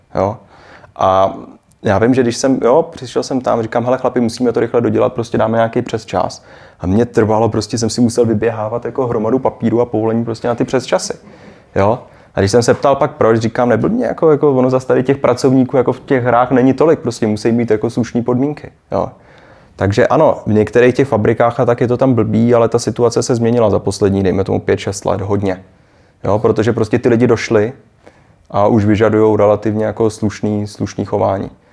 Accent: Prague, Czechia; moved away as an adult; now in Shanghai, China

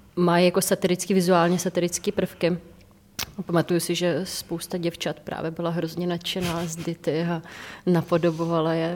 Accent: Czechia; u nás v Čechách

